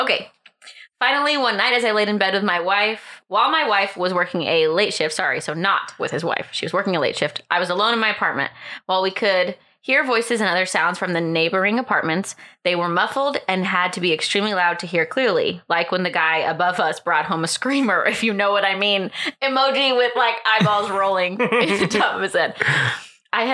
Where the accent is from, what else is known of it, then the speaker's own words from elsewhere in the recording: Knoxville, Tennessee, United States; I worked for a radio station in Jefferson City, Tennessee, a small town about 20 miles from my hometown of Knoxville.